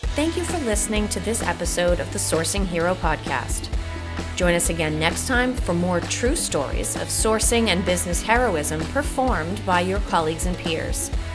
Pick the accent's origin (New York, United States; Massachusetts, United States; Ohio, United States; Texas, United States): Massachusetts, United States; Boston; accent: Boston; I'm pretty good at managing my Boston accent